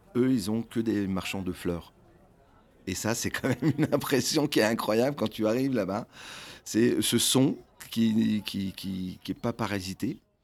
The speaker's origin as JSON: {"language": "French", "country": "France", "tie": "born or raised there", "said": "dans mon enfance, ici en France"}